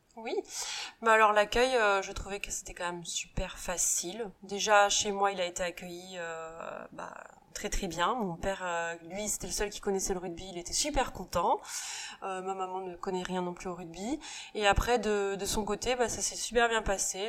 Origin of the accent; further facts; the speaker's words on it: Saint-Nazaire, Pays de la Loire, France; moved away; also born or lived in Asia; je suis née à Saint-Nazaire, donc euh, on dit pas que ce soit la Bretagne, ça reste quand même les Pays de Loire. Donc euh, on habite sur la côte sauvage, et c'est vrai qu'on a plutôt une enfance assez sauvage